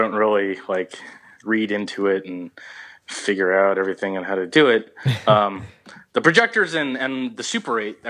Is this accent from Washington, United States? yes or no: no; Southern California, United States; I grew up in Southern California